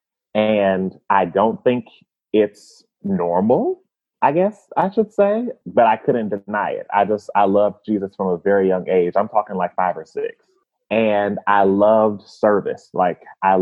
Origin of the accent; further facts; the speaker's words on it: Indianapolis, Indiana, United States; So I was born and raised in Indianapolis, Indiana, but my family's from the South.